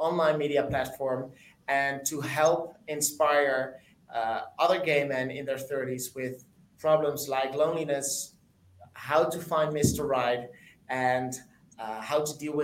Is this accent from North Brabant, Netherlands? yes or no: no; Amsterdam, North Holland, Netherlands; I am from Amsterdam, the Netherlands.